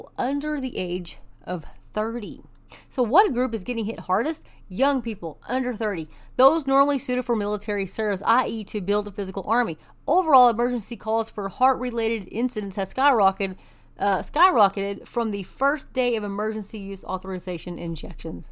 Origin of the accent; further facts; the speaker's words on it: Texas, United States; I am from Texas and we don't sound like